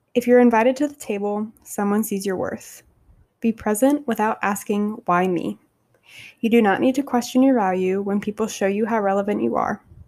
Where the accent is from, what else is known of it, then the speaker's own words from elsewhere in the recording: Savannah, Georgia, United States; moved away as an adult; now in Long Beach, United States; from Savannah